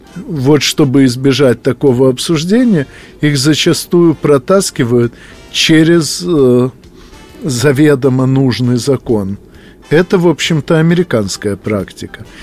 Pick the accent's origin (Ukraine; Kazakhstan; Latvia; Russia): Ukraine; моя малая родина, Украина